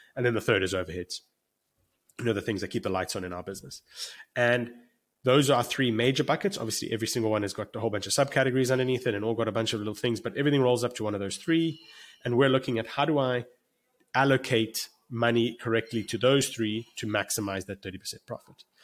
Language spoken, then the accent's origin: English; South Africa; moved away as an adult; now in United States; I'm actually sitting in Cape Town, South Africa right now, and I'm South African